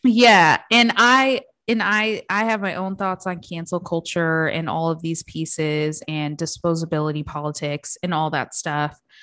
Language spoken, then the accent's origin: English; Midwest, United States; I grew up in the Midwest